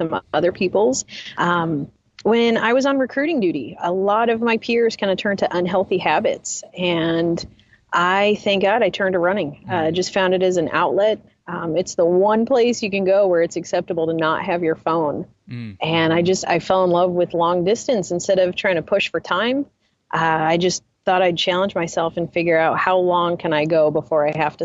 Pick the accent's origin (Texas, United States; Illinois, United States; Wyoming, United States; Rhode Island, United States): Wyoming, United States; Rawlins; I grew up in Rawlins, Wyoming